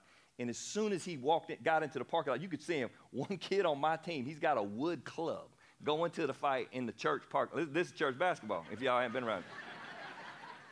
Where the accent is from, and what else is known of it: the South, United States; born or raised there